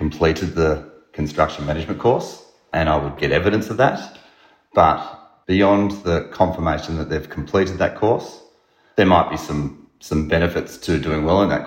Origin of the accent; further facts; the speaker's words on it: Melbourne, Victoria, Australia; I came from the Bayside area